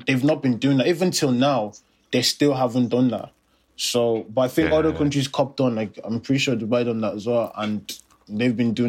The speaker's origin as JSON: {"language": "English", "country": "Ireland"}